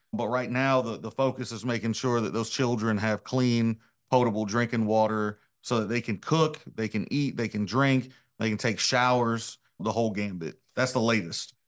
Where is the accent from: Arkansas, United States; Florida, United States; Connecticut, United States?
Arkansas, United States; what makes us all Arkansans